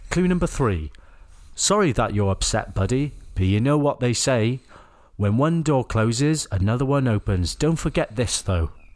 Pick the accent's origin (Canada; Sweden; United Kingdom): United Kingdom; Wales; accent: Welsh; I was born in Wales.